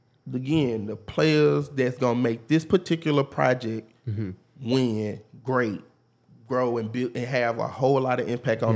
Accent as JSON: {"language": "English", "town": "Memphis", "region": "Tennessee", "country": "United States", "said": "We hustlers. We come from Memphis. You don't need much."}